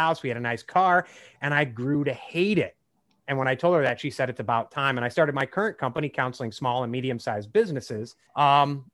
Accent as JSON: {"language": "English", "town": "Chicago", "region": "Illinois", "country": "United States", "tie": "born or raised there", "said": "I grew up in the Chicago area"}